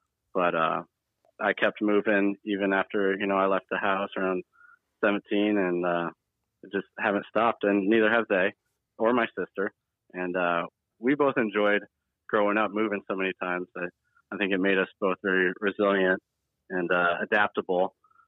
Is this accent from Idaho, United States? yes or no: yes; Pocatello, Idaho, United States; born there; So I was born in Pocatello, Idaho, 1986, en route to the hospital.